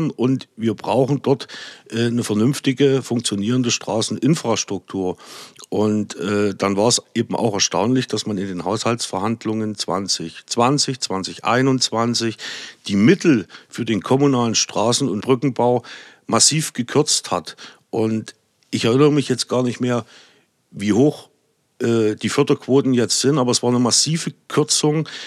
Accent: Saxony, Germany; Ich bin ja seit 2009 auch Gemeinderat bei mir in meiner Heimatgemeinde war politisch immer interessiert und habe gesagt, jetzt ist die Zeit mal was zu verändern, vielleicht oder zum Positiven für Sachsen, zum Positiven fürs Erzgebirge

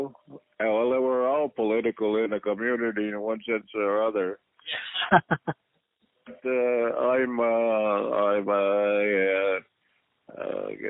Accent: Kahnawake, Quebec, Canada; I grew up in that environment. I grew up along the shores of the St. Lawrence River

